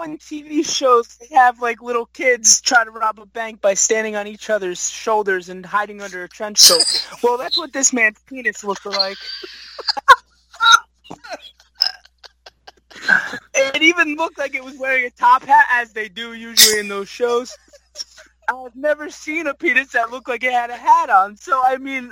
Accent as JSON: {"language": "English", "region": "New Jersey", "country": "United States", "tie": "born or raised there", "said": "I'm from New Jersey"}